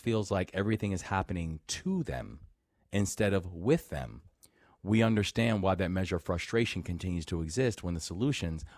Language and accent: English; Baltimore, Maryland, United States; also born or lived in Takoma Park, Maryland; my hometown of Baltimore